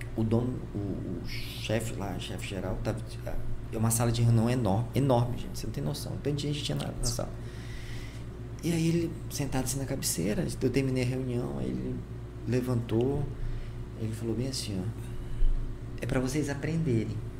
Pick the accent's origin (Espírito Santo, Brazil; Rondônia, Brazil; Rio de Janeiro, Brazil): Rondônia, Brazil; Porto Velho; eu era de Porto Velho